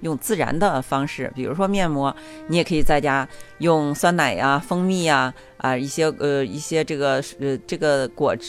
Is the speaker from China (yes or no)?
yes; China; 这个感染是因为我们中国人哈，我们平时喜欢聚餐